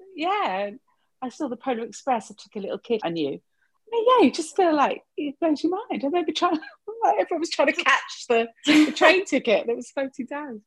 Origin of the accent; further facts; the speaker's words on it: Hertfordshire, East of England, United Kingdom; In Hertfordshire, in a small town, large village